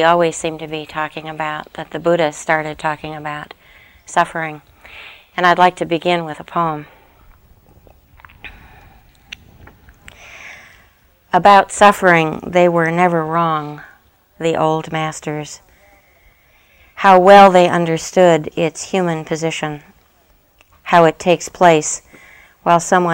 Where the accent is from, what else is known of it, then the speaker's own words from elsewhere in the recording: United States; us as Americans